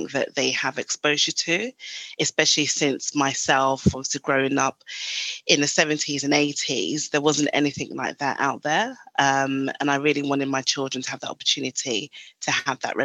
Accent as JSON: {"language": "English", "country": "Ghana", "moved": "yes", "said": "So originally I'm from Ghana in West Africa."}